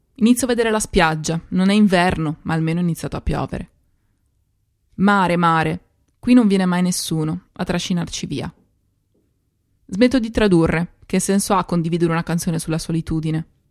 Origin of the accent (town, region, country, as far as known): Italy; first language Italian; moved away as an adult; now in London, United Kingdom